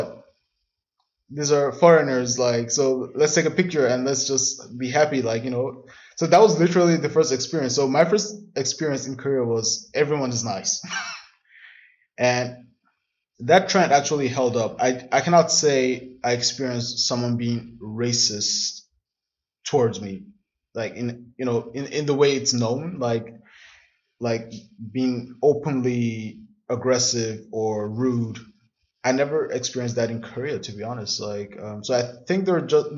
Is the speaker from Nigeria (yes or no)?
yes; southern Nigeria, Nigeria; moved away as an adult; now in Berlin, Germany; I'm from the South. So a lot of the Southern people in Nigeria do go to school